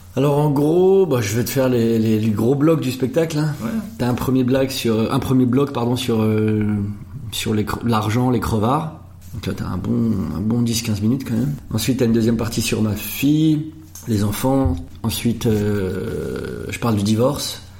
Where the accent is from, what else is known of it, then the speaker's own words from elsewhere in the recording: Anglure, Grand Est, France; j'ai grandi à Anglure, c'est encore tout petit village juste à côté